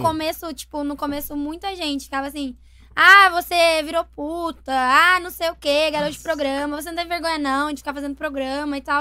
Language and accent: Portuguese; Brazil; o pessoal lá da minha cidade, lá de Porto de Caldas